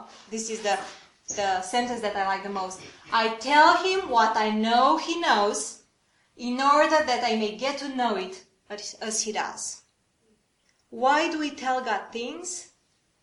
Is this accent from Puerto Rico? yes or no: no; Romania; I'm from Romania